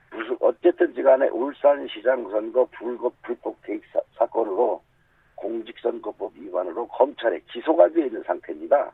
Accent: Daejeon, South Korea; 대전 중구에 함께 하면서 자라왔습니다.

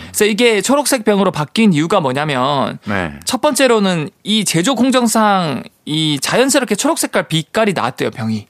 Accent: Busan, South Korea; 제가 예전에 고향이 부산이다 보니까

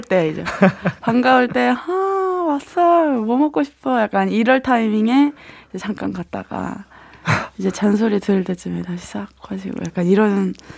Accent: Daejeon, South Korea; 저는 대전이에요.

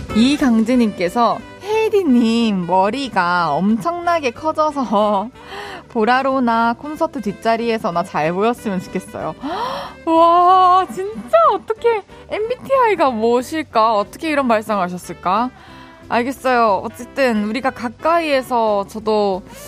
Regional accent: Daegu, South Korea; moved away; 저의 고향 대구.

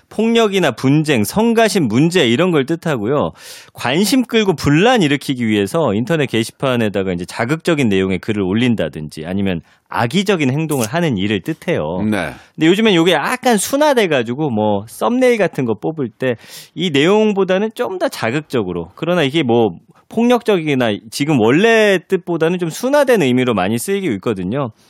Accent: Daejeon, South Korea; moved away; 저는 대전 출신이잖아요.

